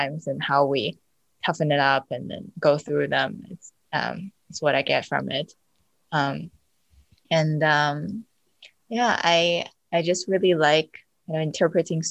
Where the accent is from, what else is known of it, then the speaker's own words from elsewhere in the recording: Beijing, China; moved away; I grew up in China, actually. Where I lived most of my childhood is really close to Yonghegong in Beijing